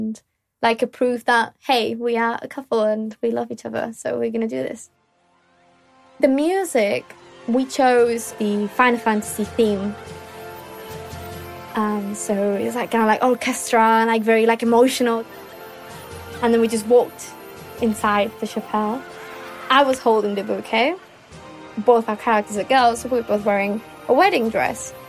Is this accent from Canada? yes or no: no; Spain; I am 24. I am from Spain